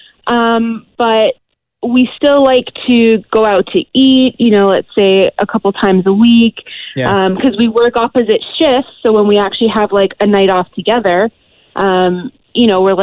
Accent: Toronto, Ontario, Canada; now in Mississauga, Canada; I grew up in Toronto. I grew up in North York, but like right now we're living in Mississauga with my dad

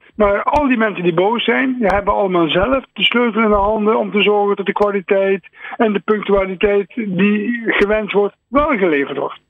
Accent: Netherlands

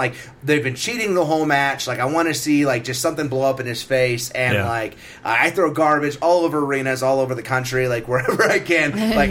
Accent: Carlsbad, New Mexico, United States; in Carlsbad, where I grew up, I'm from Carlsbad, New Mexico

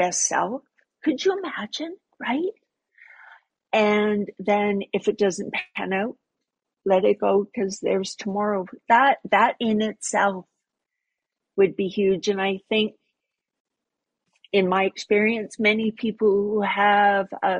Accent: Sparwood, British Columbia, Canada; born or raised there

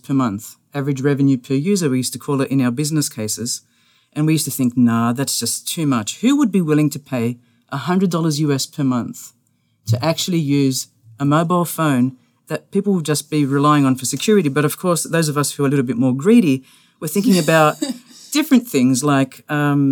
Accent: Australia; moved away; I'm an Australian

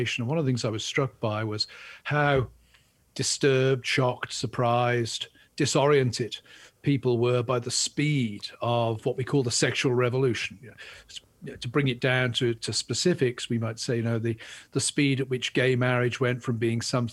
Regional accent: England, United Kingdom; now in United States; I'm English

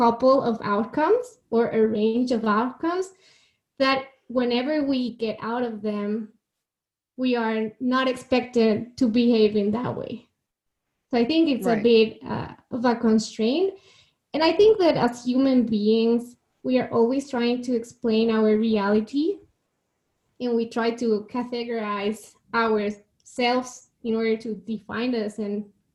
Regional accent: Guadalajara, Jalisco, Mexico; I am born and raised in Mexico in a city called Guadalajara, and I still live here.

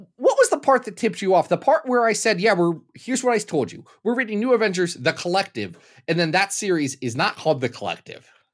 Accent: Ohio, United States

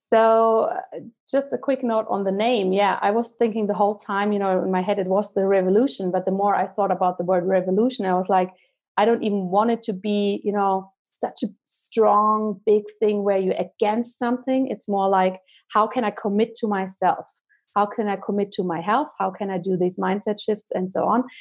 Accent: Germany; moved away as an adult; now in Zurich, Switzerland; I'm originally from Germany, but I live in Zurich, Switzerland with my family now.

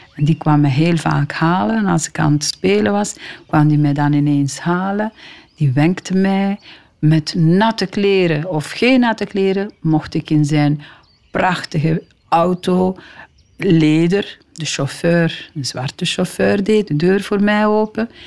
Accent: DR Congo; moved away; Mijn vader woonde dan in die riante villa waar ik geboren ben. En dat lag op een hoogte. En van in de hoogte van zijn villa zag hij beneden op het Kivumeer

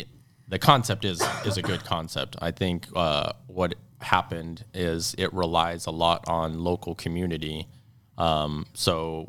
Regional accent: Texas, United States; I'm from Texas, y'all

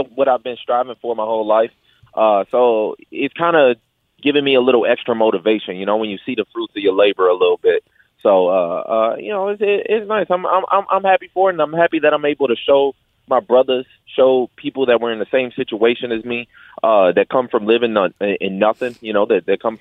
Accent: Detroit, Michigan, United States; also born or lived in Grand Rapids; I'm born and raised in Detroit

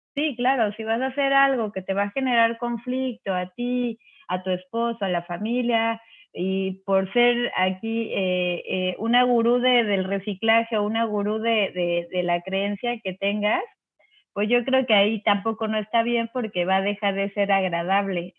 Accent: Cancún, Quintana Roo, Mexico; also born or lived in Mexico City; Yo soy del DF, pero en el 85, después del terremoto, nos venimos a vivir a Cancún, entonces soy caribeña

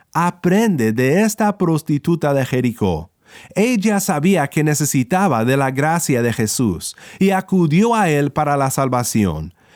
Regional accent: Kansas, United States; now in California, United States; Originalmente soy de Kansas, en los Estados Unidos, donde los tornados son muy comunes, pero aquí donde vivo en California

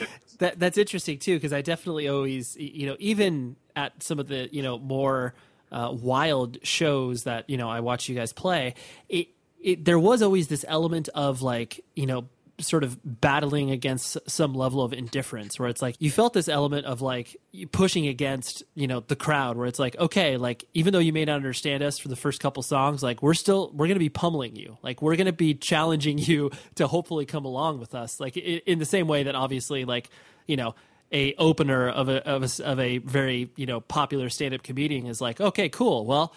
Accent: Midwest, United States; we're from the Midwest, we're from a big city, but essentially people still have no idea where we actually are living

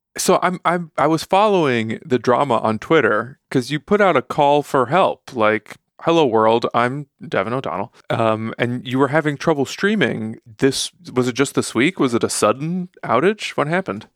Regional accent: Chicago, Illinois, United States; I'm from Chicago, so, like, ketchup is kind of persona non grata where I'm from

